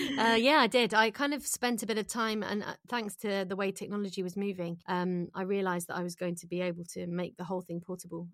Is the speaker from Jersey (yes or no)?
yes; Jersey; moved away as an adult; also born or lived in London; I'm from Jersey in the Channel Islands